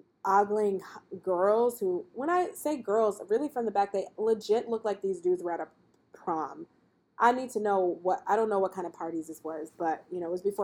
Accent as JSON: {"language": "English", "country": "United States", "said": "I'm African-American and she's African-American"}